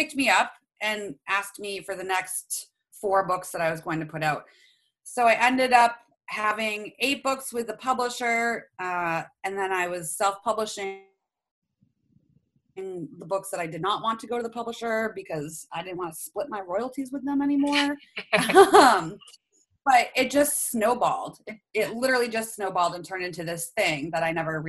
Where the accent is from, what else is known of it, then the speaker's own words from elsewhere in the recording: Maine, United States; we're from Maine